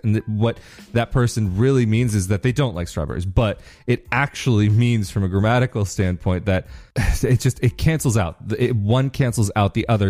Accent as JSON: {"language": "English", "country": "United States", "first_language": "English", "moved": "yes", "lives_now": "Rovigo, Italy", "said": "as an American"}